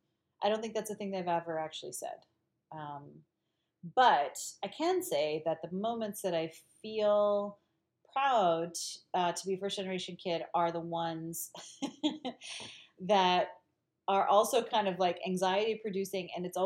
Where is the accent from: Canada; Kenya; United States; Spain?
Spain; Galicia; I'm Galician, like I'm from the Northwest.